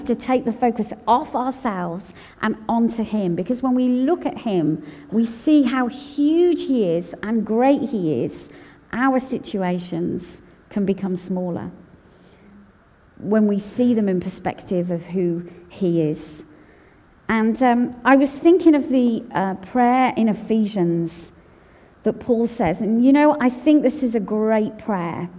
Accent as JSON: {"language": "English", "country": "United Kingdom", "said": "my passport says I'm British"}